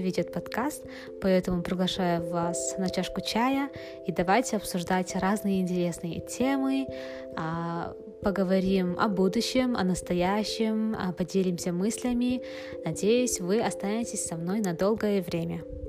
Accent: Almaty, Kazakhstan; я девушка из Алматы

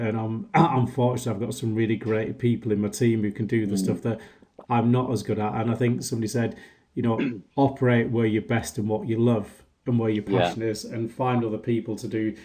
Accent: Wigan, North West England, United Kingdom; my hometown club, Wigan

